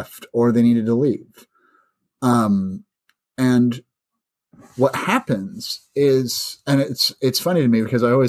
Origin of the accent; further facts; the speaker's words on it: St. Louis, Missouri, United States; … and I are both from St. Louis